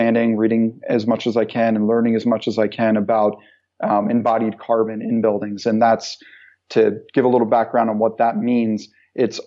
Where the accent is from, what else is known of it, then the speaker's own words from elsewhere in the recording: Pennsylvania, United States; moved away as an adult; also born or lived in Philadelphia; now in Rhode Island, United States; I'm from the United States and yes. Pennsylvania.